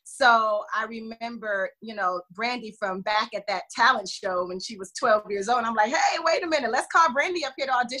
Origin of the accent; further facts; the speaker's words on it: Atlanta, Georgia, United States; also born or lived in Detroit, Michigan; I lived there until I was like 5 years old, and then I moved to Atlanta. So I'm from Atlanta.